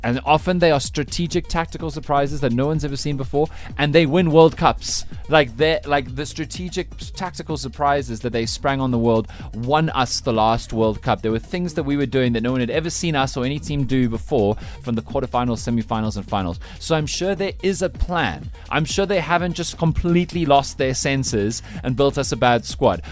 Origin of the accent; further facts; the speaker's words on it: Western Cape, South Africa; I'm from the Western Cape.